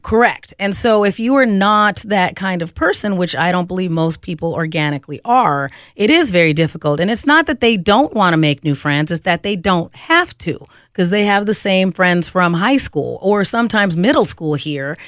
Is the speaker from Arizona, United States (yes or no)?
yes; Phoenix, Arizona, United States; moved away as an adult; now in Twin Cities, United States; I grew up in Phoenix and then moved here to the Twin Cities in, uh, the mid-nineties